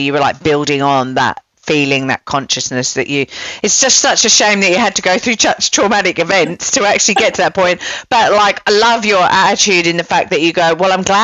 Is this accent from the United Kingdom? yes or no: yes; England, United Kingdom; now in Melbourne, Australia; I'm English